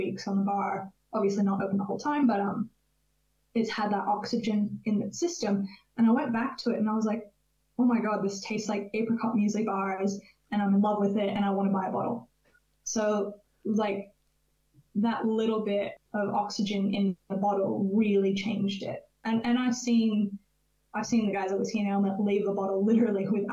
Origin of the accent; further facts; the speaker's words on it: California, United States; moved away; I'm originally from California